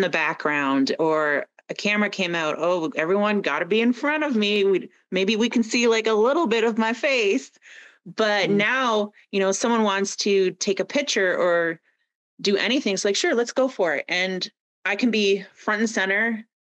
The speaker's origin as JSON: {"language": "English", "town": "Kingsville", "region": "Ontario", "country": "Canada", "moved": "as an adult", "lives_now": "Calgary, Canada", "said": "I'm from uh, southwestern Ontario, little Kingsville, Leamington area, oh, and yeah, yeah. I moved to Calgary. I think, I think it's been 11 years now."}